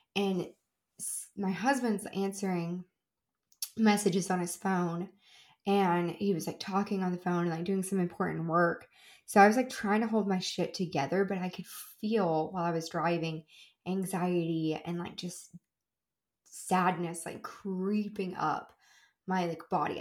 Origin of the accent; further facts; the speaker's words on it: Kentucky, United States; moved away; also born or lived in Tennessee; I am originally from Kentucky, just like I lived in a town on the Tennessee Kentucky state line, but I lived in Kentucky a lot of the time